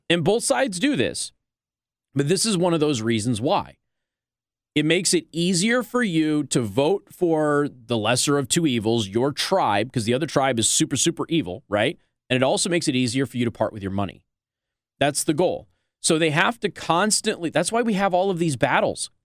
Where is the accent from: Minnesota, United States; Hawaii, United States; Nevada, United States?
Nevada, United States; Las Vegas; I'm from Las Vegas